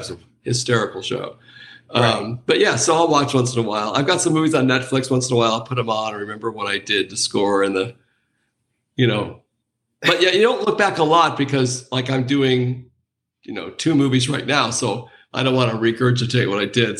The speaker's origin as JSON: {"language": "English", "town": "Anaheim", "region": "California", "country": "United States", "tie": "born or raised there", "said": "I grew up near Disneyland, so this was in Anaheim"}